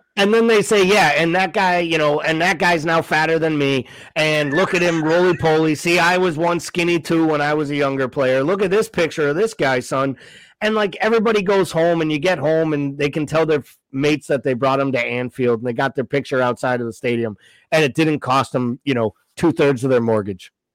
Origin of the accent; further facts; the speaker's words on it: United States; we're American